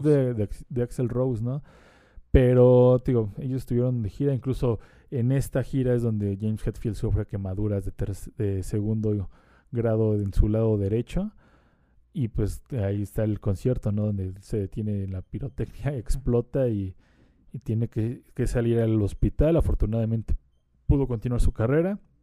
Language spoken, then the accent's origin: Spanish; Mexico; como mexicano y como latinoamericano